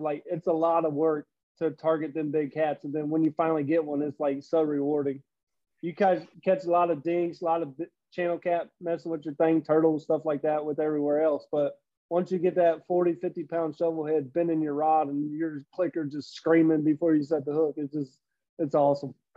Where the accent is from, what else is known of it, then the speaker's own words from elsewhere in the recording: Cincinnati, Ohio, United States; also born or lived in Tennessee / Florida; born and raised in Cincinnati, but you know there's a few years in there. I went to Tennessee for a year, Florida for a year